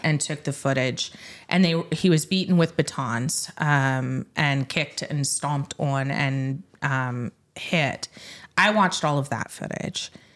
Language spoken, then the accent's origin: English; Middle Tennessee, United States; moved away; I grew up in Middle Tennessee